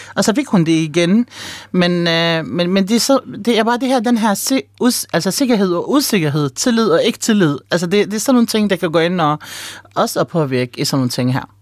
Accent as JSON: {"language": "Danish", "country": "Palestine", "moved": "yes", "lives_now": "Denmark", "said": "nu er jeg oprindelig palæstinenser"}